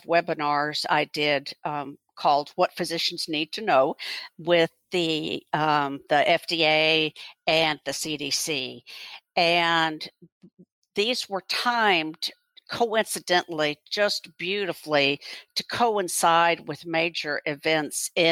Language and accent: English; Houston, Texas, United States; also born or lived in Louisville, Kentucky / Rochester, Minnesota; now in Fort Worth, United States; I grew up in Houston, went through K through 12 public school there